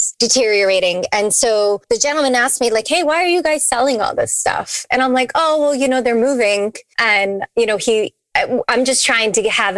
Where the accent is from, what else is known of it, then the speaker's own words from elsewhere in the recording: New England, United States; also born or lived in Nashville; now in Tampa, United States; We're from New England.